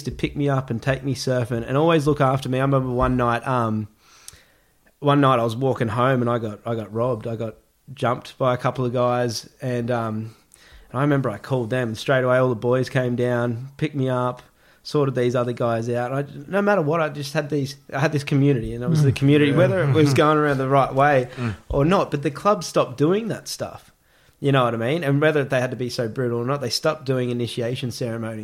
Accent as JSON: {"language": "English", "town": "Gold Coast", "region": "Queensland", "country": "Australia", "tie": "born or raised there", "said": "I grew up in Palm Beach on the Gold Coast"}